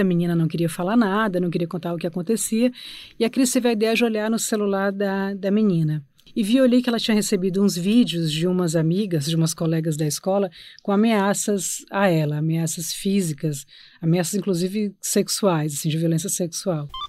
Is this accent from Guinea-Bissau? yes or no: no; Brazil; also born or lived in Portugal; now in São Paulo, Brazil; nós somos brasileiros de classe média, brancos